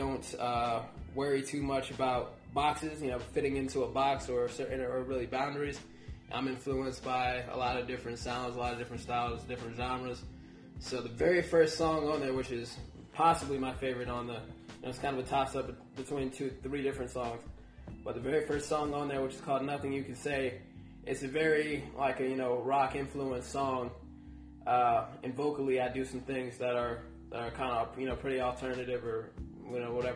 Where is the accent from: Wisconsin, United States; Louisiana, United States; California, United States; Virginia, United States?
Virginia, United States; Fredericksburg; also born or lived in Charlotte, North Carolina; now in Radford, United States; I'm originally from Charlotte, North Carolina. And I live mostly, grew up mostly in Fredericksburg, Virginia.